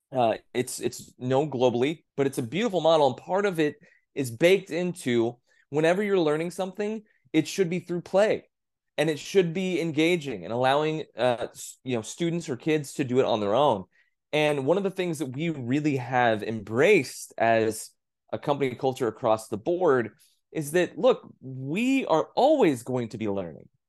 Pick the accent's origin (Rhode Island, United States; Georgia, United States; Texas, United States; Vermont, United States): Texas, United States; growing up in Texas